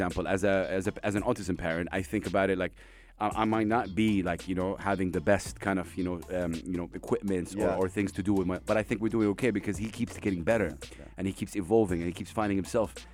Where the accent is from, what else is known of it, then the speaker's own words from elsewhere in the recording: Saudi Arabia; I come from Saudi Arabia